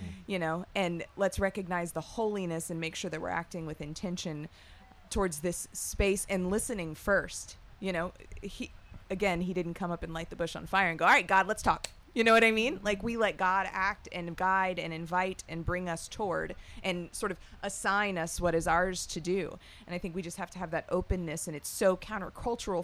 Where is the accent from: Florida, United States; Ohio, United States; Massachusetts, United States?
Florida, United States; I'm from Florida